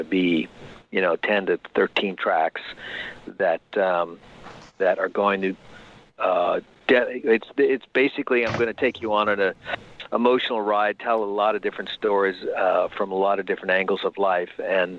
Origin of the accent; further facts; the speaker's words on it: New York, United States; now in California, United States; they make fun of my California accent, because they don't sound like I'm from Long Island anymore.